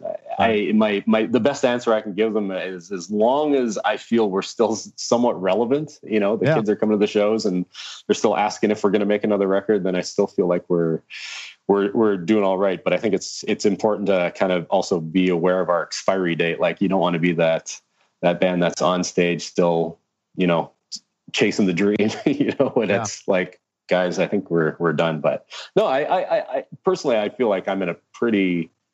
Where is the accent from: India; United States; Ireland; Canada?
Canada; We're from Canada to the US